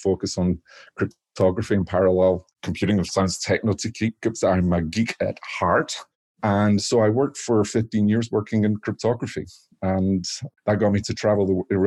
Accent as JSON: {"language": "English", "region": "Scotland", "country": "United Kingdom", "tie": "born or raised there", "moved": "yes", "lives_now": "Washington State, United States", "said": "So I grew up in Scotland"}